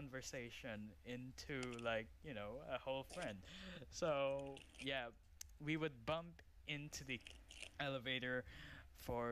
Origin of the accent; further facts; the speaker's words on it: Philippines; now in United Arab Emirates; I came from Philippines, so I'm a Filipino.